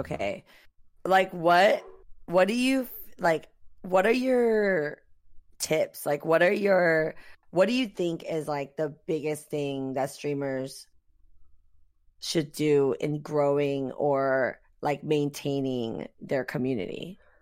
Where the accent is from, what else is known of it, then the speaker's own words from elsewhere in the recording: South Korea; moved away; I was born and raised in Korea.